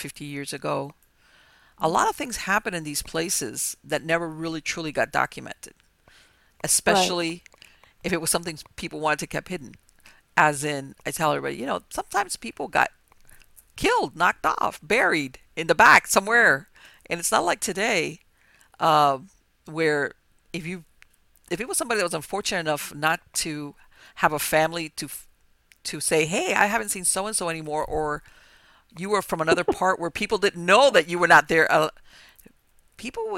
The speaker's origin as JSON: {"language": "English", "town": "Miami", "region": "Florida", "country": "United States", "tie": "born or raised there", "said": "I was born here in Miami and grew up"}